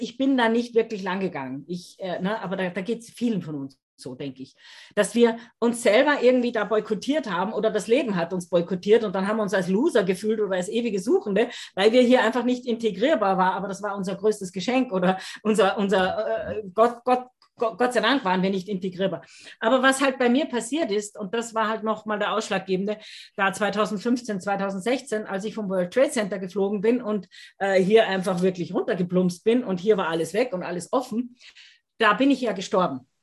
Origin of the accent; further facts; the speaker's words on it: Austria; wie man bei uns in Österreich sagt